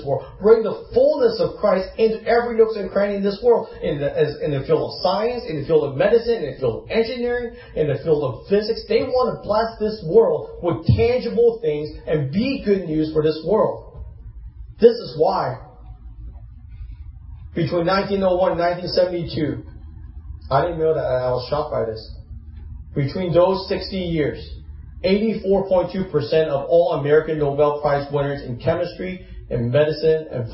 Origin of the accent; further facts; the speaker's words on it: Hong Kong; moved away; I grew up in Hong Kong. I was born there.